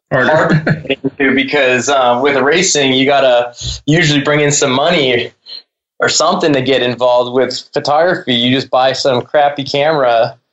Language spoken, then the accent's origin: English; Arizona, United States; moved away as an adult; also born or lived in New Jersey / San Diego / Seattle / Pensacola, Florida; Spent most of my life in Arizona, joined the military when I was 21